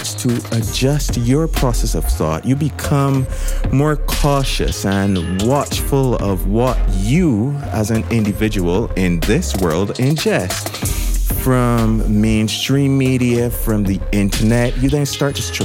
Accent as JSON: {"language": "English", "country": "Barbados", "said": "I have never felt more proud to be a Bajan than when I am away from Barbados"}